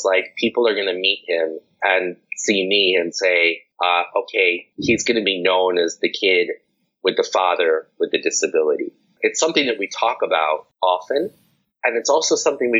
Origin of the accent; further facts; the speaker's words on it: New York City, New York, United States; moved away; I'm from New York City